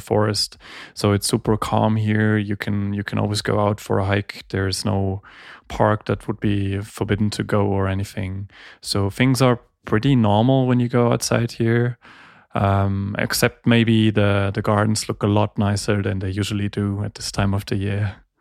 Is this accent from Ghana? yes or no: no; Heidelberg, Baden-Württemberg, Germany; also born or lived in Graz, Austria / Geneva, Switzerland; I was born and raised in Heidelberg, and came back here